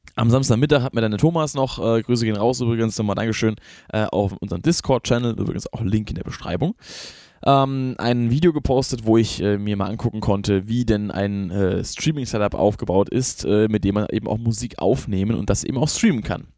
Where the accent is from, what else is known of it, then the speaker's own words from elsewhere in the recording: Rhineland-Palatinate, Germany; ich bin selber kein Hesse, deswegen ist, ist es nicht, ich sage das nicht, weil ich daherkomme und deswegen das verteidigen muss, ich bin Pfälzer.